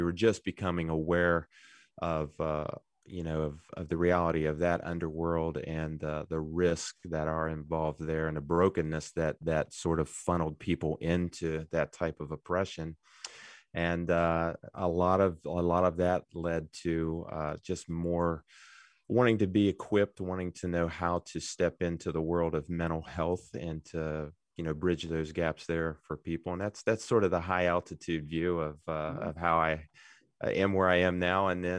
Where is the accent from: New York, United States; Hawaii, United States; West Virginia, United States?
West Virginia, United States; Good Hope; I'm a local boy. I grew up in Good Hope, West Virginia. If people know where that is, near Jane Lou, yeah.